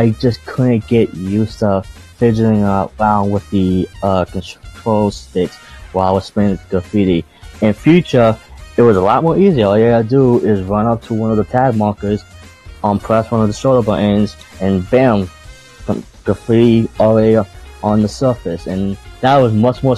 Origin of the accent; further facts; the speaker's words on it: New York City, New York, United States; me being a New Yorker